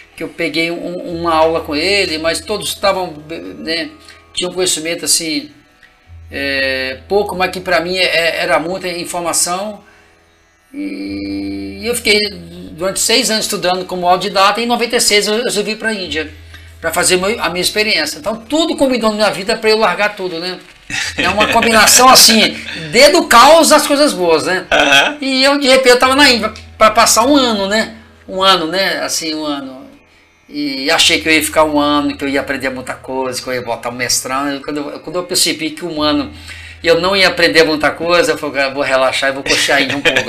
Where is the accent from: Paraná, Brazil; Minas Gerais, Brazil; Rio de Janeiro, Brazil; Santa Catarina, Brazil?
Minas Gerais, Brazil; Marliéria; eu venho do interior de Minas, né? A cidade chama Marliéria, né? Meus pais viviam em fazendas